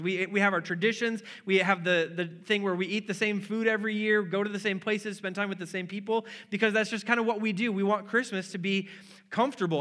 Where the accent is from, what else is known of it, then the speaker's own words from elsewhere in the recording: Wisconsin, United States; moved away; I'm from Wisconsin